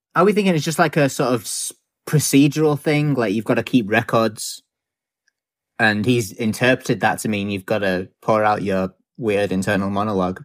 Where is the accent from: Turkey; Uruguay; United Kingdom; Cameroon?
United Kingdom; as a British person who lives on a small island in the middle of a lot of ocean